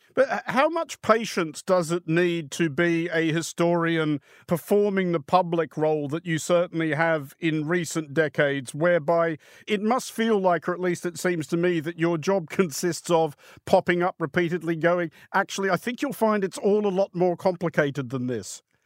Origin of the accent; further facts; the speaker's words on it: Australia; as an Australian that I do have a very different view of the world that comes a lot from the geography of where I come from